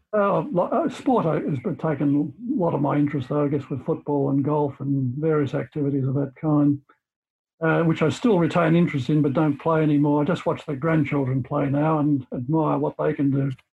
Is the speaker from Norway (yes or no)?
no; Cobden, Victoria, Australia; also born or lived in Melbourne; I came from Cobden, which is a country area of Victoria near, towards the South Australian border, and moved to Melbourne uh, for schooling, secondary schooling, and stayed in Melbourne uh, for university.